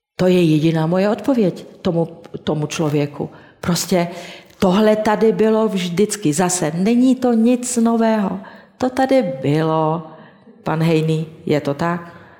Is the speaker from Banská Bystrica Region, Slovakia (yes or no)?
yes; Banská Štiavnica, Banská Bystrica Region, Slovakia; V mém rodném městě Banské Šťavnici